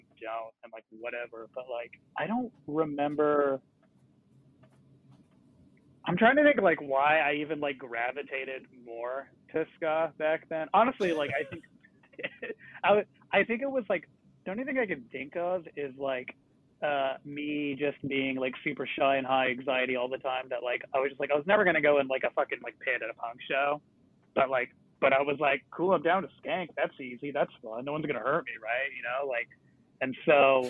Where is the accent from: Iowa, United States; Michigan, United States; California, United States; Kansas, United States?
California, United States; Huntington Beach; growing up in Huntington Beach